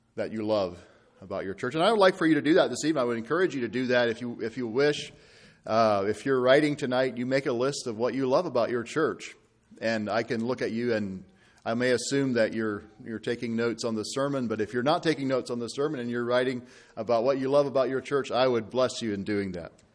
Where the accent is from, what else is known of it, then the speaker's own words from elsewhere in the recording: Ireland; I'm from Ireland